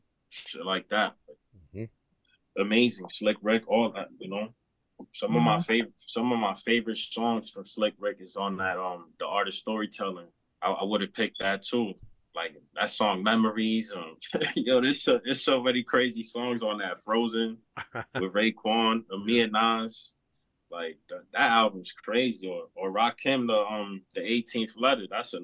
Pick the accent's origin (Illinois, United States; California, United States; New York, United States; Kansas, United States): New York, United States; Corona; Because I'm from Corona. They're like the only rappers that blew up in Corona like that.